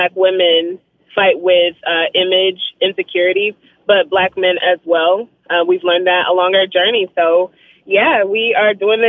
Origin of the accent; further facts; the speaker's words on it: Shreveport, Louisiana, United States; It absolutely is. We're from the North, too. We're from Shreveport.